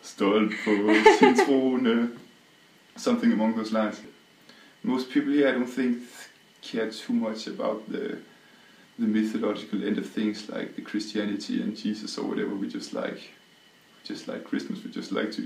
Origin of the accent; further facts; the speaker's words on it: Southern Denmark, Denmark; I'm from southern Denmark.